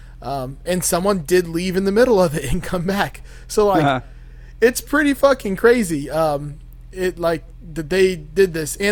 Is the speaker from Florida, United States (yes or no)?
yes; Miami, Florida, United States; now in Gainesville, United States; I grew up in Miami